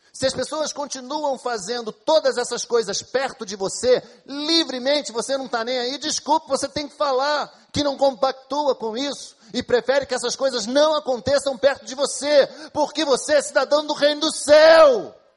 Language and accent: Portuguese; Brazil; Somos brasileiros, a maioria de nós aqui